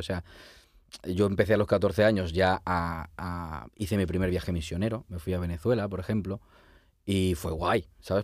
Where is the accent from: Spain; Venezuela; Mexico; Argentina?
Spain; La Rioja; moved away as an adult; also born or lived in Logroño; now in Barcelona, Spain; yo soy de La Rioja